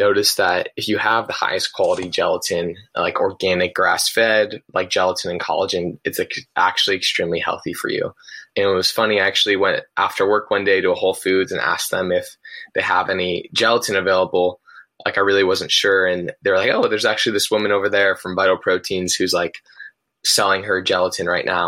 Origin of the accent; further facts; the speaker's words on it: Los Angeles, California, United States; moved away as an adult; also born or lived in San Luis Obispo, California; I'm originally from Pacific Palisades, California. It's a town right between Santa Monica and Malibu